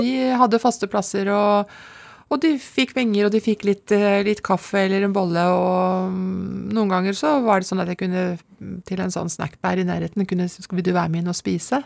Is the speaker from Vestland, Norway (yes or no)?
no; Lommedalen, Akershus, Norway; Født og oppvokst i Lommedalen. Og bor der fremdeles.